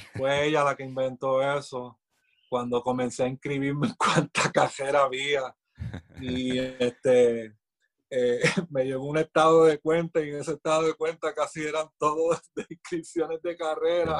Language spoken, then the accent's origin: Spanish; Quebradillas, Puerto Rico; also born or lived in Aguada, Puerto Rico; yo soy natural de Aguada, pero yo me crié toda mi vida en Quebradilla, yo me siento quebradillano